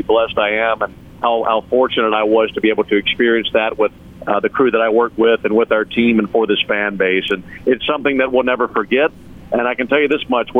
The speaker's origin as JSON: {"language": "English", "region": "Mississippi", "country": "United States", "tie": "born or raised there", "moved": "yes", "said": "growing up in Mississippi"}